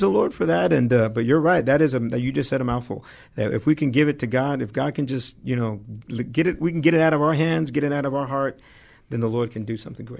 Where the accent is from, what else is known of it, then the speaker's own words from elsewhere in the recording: Dallas, Texas, United States; moved away; I'm originally born and raised in Dallas, Texas